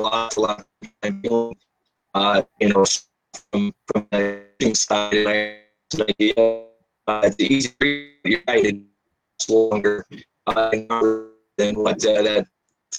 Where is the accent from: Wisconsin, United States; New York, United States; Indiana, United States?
Wisconsin, United States; Eagle River; moved away as an adult; I grew up in Eagle River, a rival of Fond du Lac, a rival of Mosinee, and I grew up there my whole life